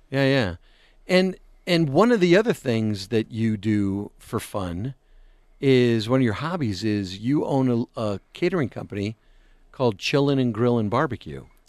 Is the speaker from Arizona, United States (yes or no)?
yes; Tucson, Arizona, United States; a kid from Tucson that didn't grow up with National League Baseball